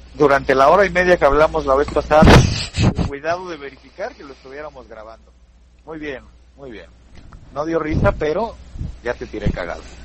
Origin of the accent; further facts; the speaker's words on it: Toluca, State of Mexico, Mexico; soy de Toluca